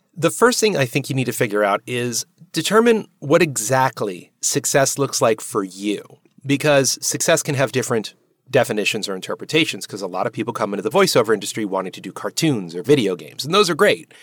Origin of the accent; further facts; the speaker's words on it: New Jersey, United States; also born or lived in Manhattan; now in New York, United States; it's New Jersey. The reason why is, well, it's home. I mean, I live here in Manhattan